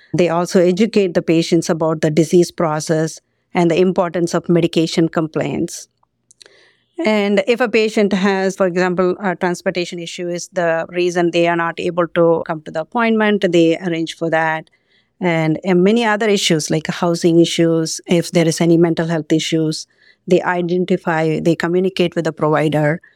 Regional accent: Sri Lanka; moved away as an adult; also born or lived in India / Pennsylvania, United States; now in United States; I grew up in Sri Lanka

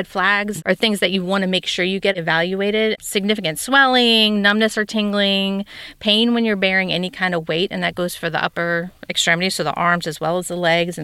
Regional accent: Cincinnati, Ohio, United States; moved away as an adult; also born or lived in Kentucky / Georgia / Texas / Germany; Born and raised in Cincinnati

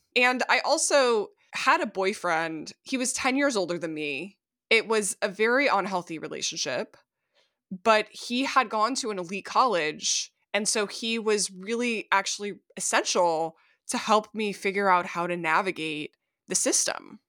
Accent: Minnesota, United States; my home state of Minnesota

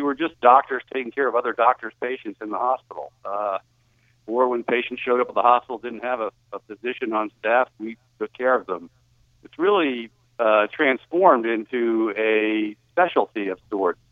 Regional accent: New Jersey, United States; moved away; I grew up in New Jersey

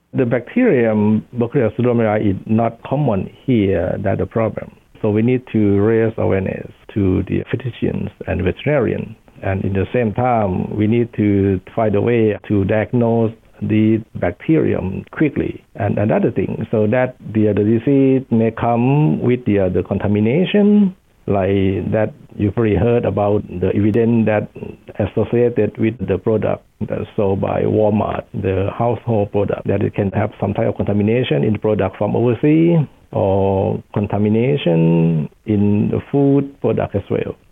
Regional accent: Thailand; moved away as an adult; also born or lived in England; now in United States; I'm originally from Thailand

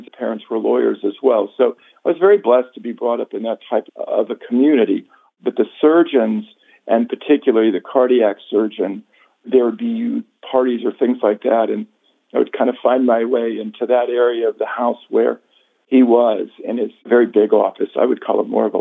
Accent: Dayton, Ohio, United States; moved away; One of my best friend's father was a general surgeon growing up in Dayton, Ohio

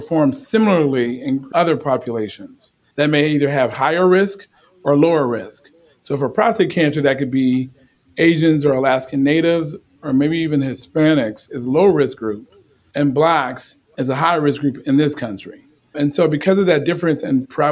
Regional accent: Chicago, Illinois, United States; I'm from the South Side of Chicago.

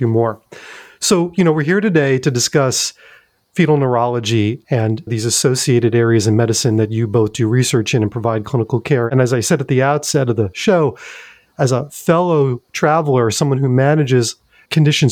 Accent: New York, United States; now in Durham, United States; in New York, my hometown

